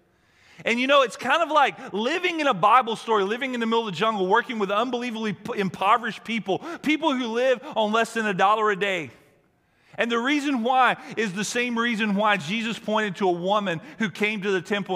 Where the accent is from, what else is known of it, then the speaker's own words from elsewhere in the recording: Alabama, United States; moved away; I grew up in Alabama